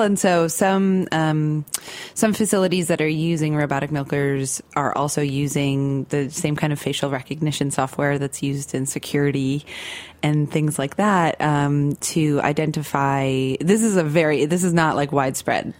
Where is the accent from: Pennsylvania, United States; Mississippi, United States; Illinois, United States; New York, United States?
New York, United States; Central; I grew up in Central New York in more of like a suburban area, um, but kind of on the end of the Rust Belt. Like I grew up near Lake Ontario